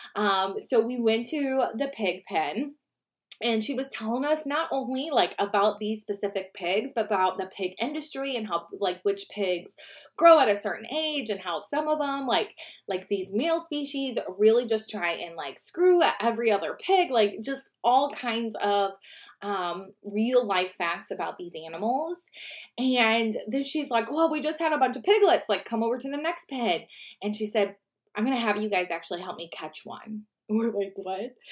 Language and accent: English; Midwest, United States; I'm from the Midwest